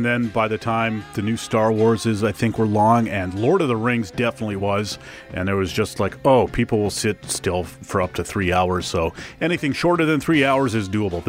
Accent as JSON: {"language": "English", "country": "Canada", "said": "I'm also a Canadian boy."}